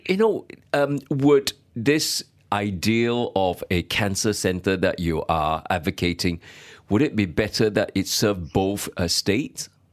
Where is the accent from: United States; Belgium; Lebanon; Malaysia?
Malaysia; as fellow Malaysian